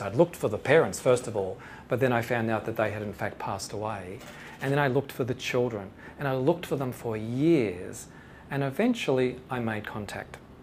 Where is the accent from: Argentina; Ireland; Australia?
Australia; Shepparton, Victoria; the tuck shop for me growing up in Shepparton in Victoria